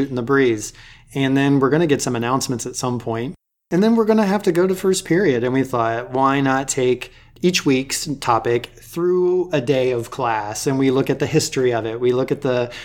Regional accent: Dayton, Ohio, United States; moved away as an adult; now in Pacific Northwest, United States; I grew up in Ohio, kind of in the Dayton area

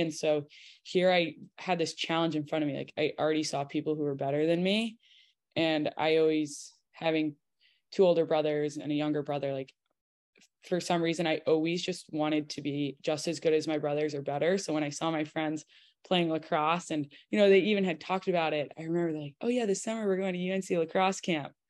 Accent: Connecticut, United States; moved away; I'm from Connecticut

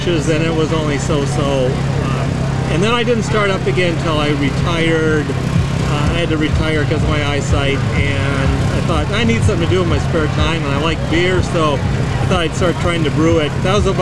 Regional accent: North Dakota, United States; also born or lived in Minnesota; now in Arizona, United States; I'm originally from North Dakota

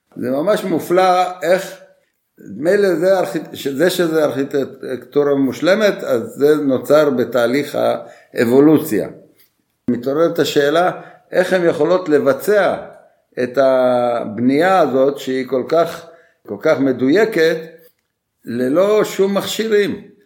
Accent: Bulgaria; now in Israel; כילד שגדלתי בבולגריה בתקופה של השלטון הקומוניסטי

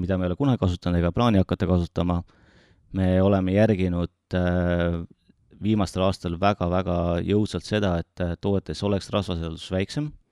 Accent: Tartu, Tartu County, Estonia; olen elupõline tartlane

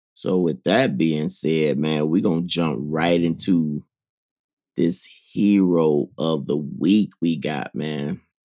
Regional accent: Mississippi, United States; I'm from Mississippi

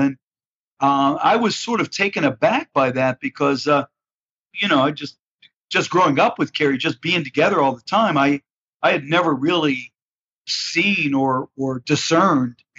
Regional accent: Pittsburgh, Pennsylvania, United States; I hail from Pittsburgh, Pennsylvania, and grew up here in the Steel City, and still live here

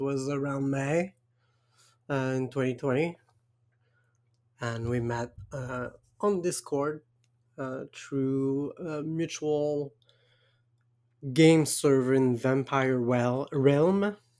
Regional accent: Quebec, Canada; accent: French Canadian Quebecois; English is a second language; I'm French Canadian and I tried to have an Anglo accent and it doesn't work.

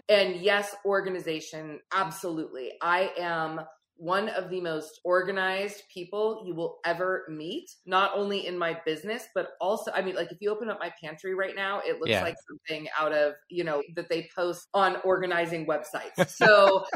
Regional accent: Silicon Valley, California, United States; I grew up in the Silicon Valley.

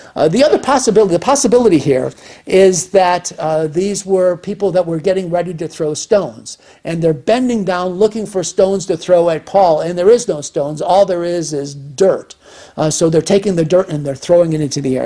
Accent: United States; we as American citizens

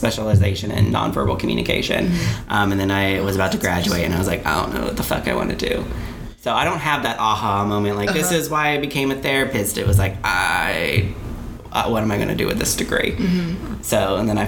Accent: Southern Kentucky, United States; moved away as an adult; now in Austin, United States; I'm originally from Southern Kentucky. I've been living in Austin, Texas for about 5 years now. Went to college, Southern Kentucky, grew up there

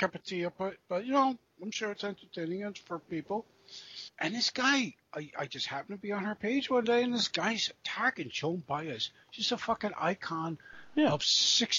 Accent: East Coast, United States; we are from here. We are from the East Coast

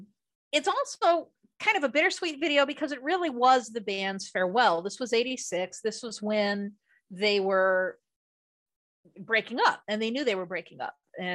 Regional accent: United States; being an American

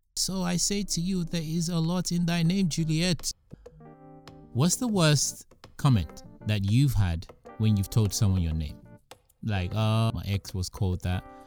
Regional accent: United Kingdom; also born or lived in Nigeria (ancestry); I am British by birth

